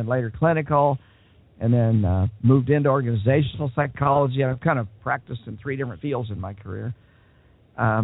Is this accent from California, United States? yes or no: no; Wichita, Kansas, United States; I was born and raised in Wichita, Kansas